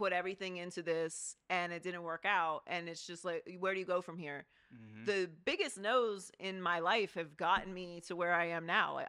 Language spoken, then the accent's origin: English; Pittsburgh, Pennsylvania, United States; So I feel like I skipped the Pittsburgh accent.